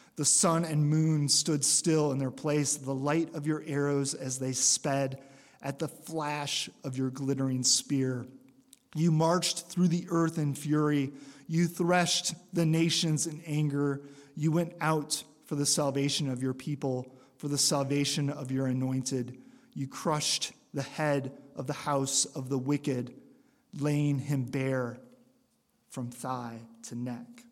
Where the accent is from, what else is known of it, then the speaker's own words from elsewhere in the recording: Michigan, United States; moved away; I came from Michigan